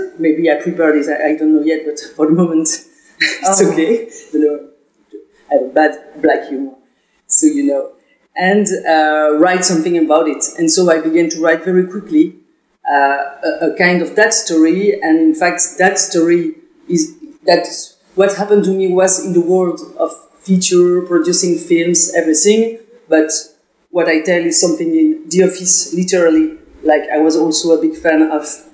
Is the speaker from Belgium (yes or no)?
yes; Belgium; English is a second language; I'm from Belgium